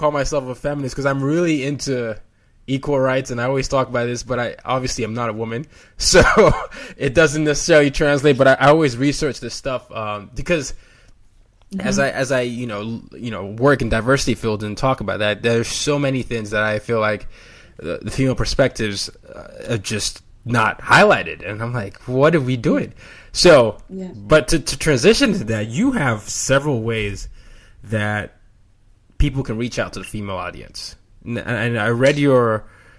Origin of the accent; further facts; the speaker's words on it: Nigeria; moved away; I'm Nigerian